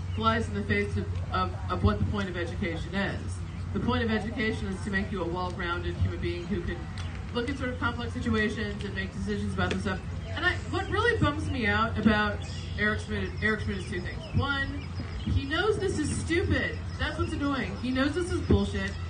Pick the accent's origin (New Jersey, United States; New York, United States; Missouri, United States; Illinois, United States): Missouri, United States; Webster Groves; I grew up in Webster to Mid County